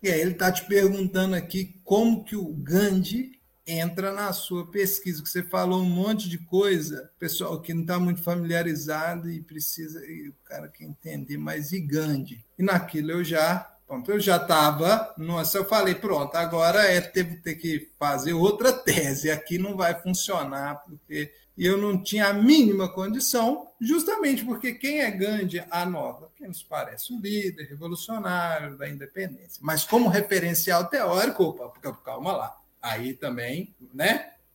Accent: Araxá, Minas Gerais, Brazil; now in Belo Horizonte, Brazil; eu sou mineiro, né? Moro em B H, mas sou do interior, sou de Araxá, mas já moro em B H, já tem aí bons bons anos, mais de quinze anos.

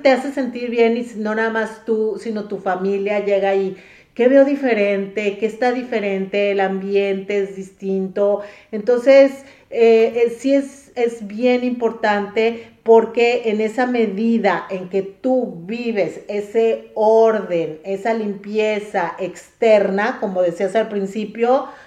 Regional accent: Mexico; now in United States; Cuando yo me vine a vivir aquí de México, aquí a Estados Unidos

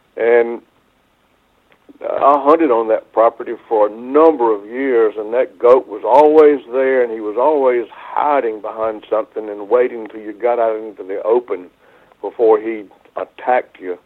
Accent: southeastern North Carolina, United States; this property near my hometown in southeastern North Carolina

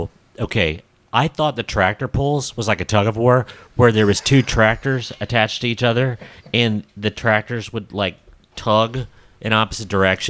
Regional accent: United States; Okay, I grew up in Brown County, but let's face it, I'm pretty suburban.

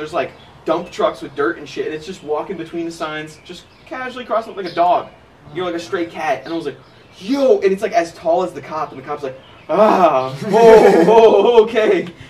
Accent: Midwest, United States; I'm from the Midwest.

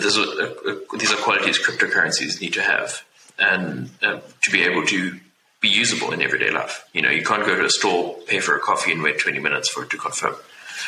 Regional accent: South Africa; I'm from South Africa

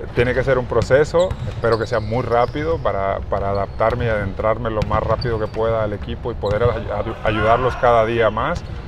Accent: Mexico; nosotros como mexicanos

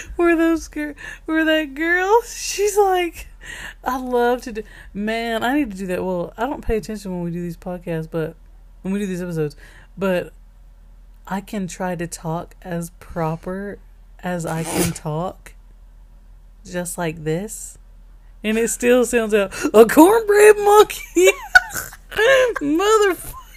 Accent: Alabama, United States; we're from Alabama

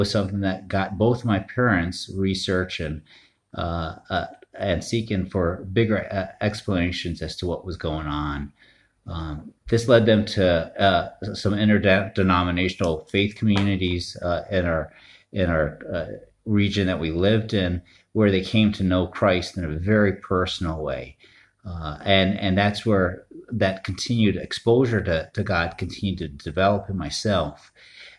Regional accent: Northeast, United States; I grew up in the Northeast

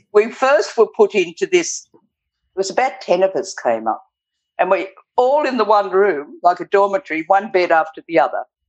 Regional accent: Glen Innes, New South Wales, Australia; now in Northern Territory, Australia; In the country, northern New South Wales, in Glen Innes. My parents had a sheep property

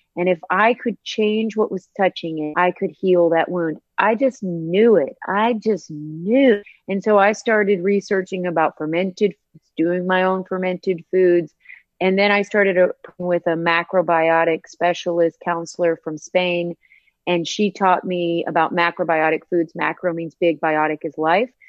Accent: Northern Appalachian Mountains, United States; moved away; I was raised in the Northern Appalachian Mountains. I'm a um, Northern Appalachian hillbilly.

